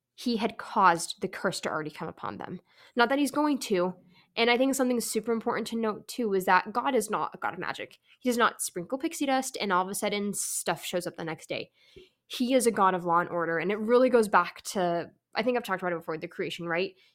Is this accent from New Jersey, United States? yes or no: no; California, United States; moved away; I am from California